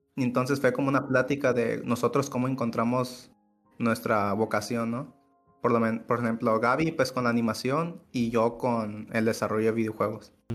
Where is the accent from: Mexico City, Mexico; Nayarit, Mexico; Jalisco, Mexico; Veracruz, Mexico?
Nayarit, Mexico; Acaponeta; en Acaponeta, que es pues de donde soy